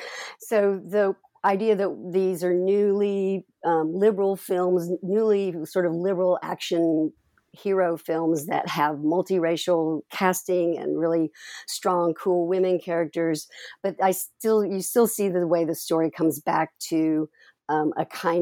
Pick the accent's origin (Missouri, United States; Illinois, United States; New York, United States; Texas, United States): Texas, United States; I'm originally from Texas. So this whole multicultural Texas, US-Mexico border was resonant.